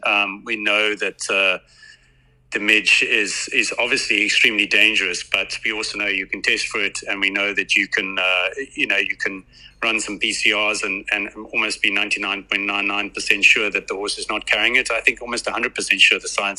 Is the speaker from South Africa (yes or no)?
yes; South Africa; us as South African breeders